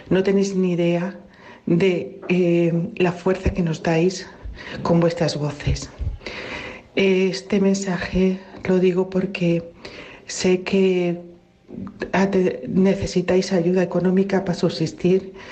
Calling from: Málaga, Andalusia, Spain; Eh, buenos días … de Málaga. Llevo toda la semana confinada con mi padre en un hospital de aquí.

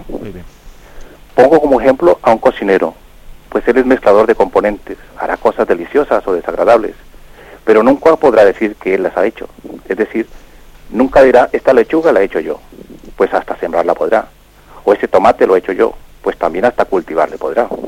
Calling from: Palafrugell, Catalonia, Spain; de Parafruyer en Gerona.

